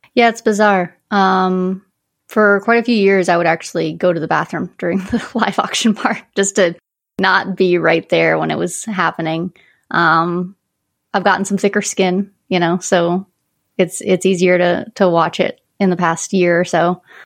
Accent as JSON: {"language": "English", "region": "Northern Quebec", "country": "Canada", "tie": "born or raised there", "moved": "yes", "lives_now": "Connecticut, United States", "said": "I grew up in Northern Quebec"}